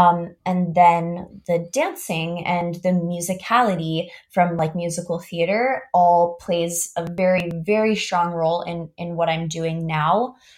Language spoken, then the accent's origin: English; Augusta, Georgia, United States; I went to a fine arts high school, really cool high school, in my hometown, Augusta, Georgia, called Davidson Fine Arts.